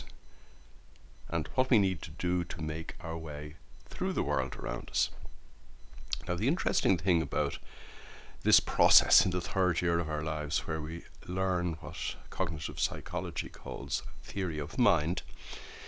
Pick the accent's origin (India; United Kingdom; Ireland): Ireland; I was brought up in Holy Catholic Ireland in the 1960s